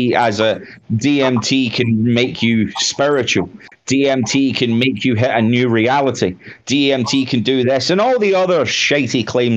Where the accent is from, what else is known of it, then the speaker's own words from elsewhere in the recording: Scotland, United Kingdom; I'm Scottish